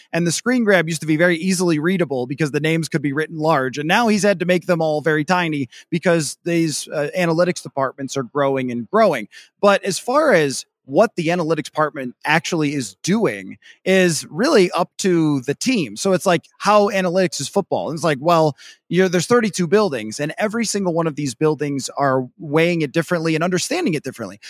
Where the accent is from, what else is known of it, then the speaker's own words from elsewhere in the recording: Midwest, United States; as a Midwesterner